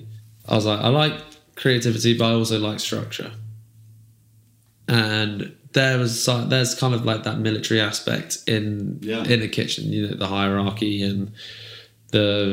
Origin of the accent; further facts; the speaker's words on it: Herefordshire, West Midlands, United Kingdom; I grew up in Herefordshire and I was around like farming day to day